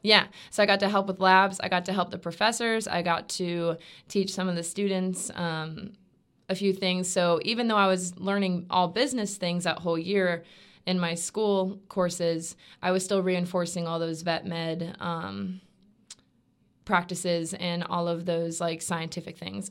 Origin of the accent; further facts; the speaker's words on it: Stuart, Florida, United States; also born or lived in North Georgia; I'm from Stuart, Florida, um, which is about three hours south of Gainesville